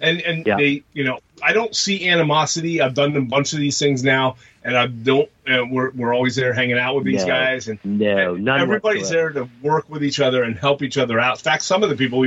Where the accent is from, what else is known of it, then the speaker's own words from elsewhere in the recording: Pennsylvania, United States; Pennsylvania, we're from Pennsylvania.